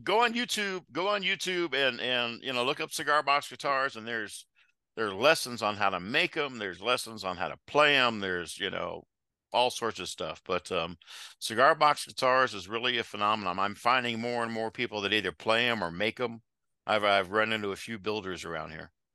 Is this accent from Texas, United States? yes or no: no; Xenia, Ohio, United States; also born or lived in Germany; I grew up in Xenia, graduated in '82 uh, from Xenia High School.